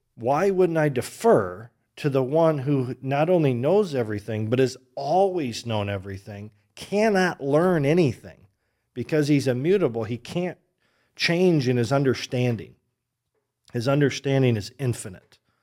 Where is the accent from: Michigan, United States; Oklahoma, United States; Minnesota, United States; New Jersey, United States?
Michigan, United States; moved away as an adult; also born or lived in Oregon; now in Grand Rapids, United States; I grew up in Michigan